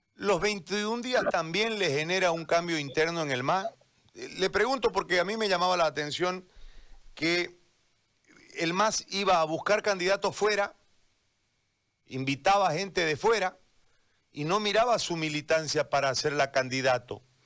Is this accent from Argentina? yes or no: no; eastern Bolivia, Bolivia; yo soy parte de, esta, de, este lado del país, fuimos estigmatizados